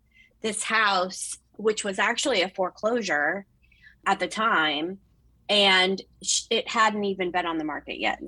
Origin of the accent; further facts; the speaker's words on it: Oakton, Virginia, United States; also born or lived in Ashburn, Virginia / Leesburg, Virginia; I was brought up in Northern Virginia. I grew up in Oakton.